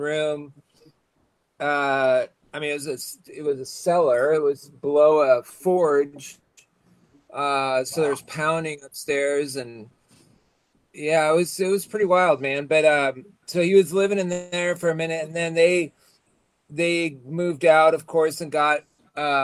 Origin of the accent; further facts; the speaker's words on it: Seattle, Washington, United States; I born and raised in Seattle and grew up, started going to shows when I was like 13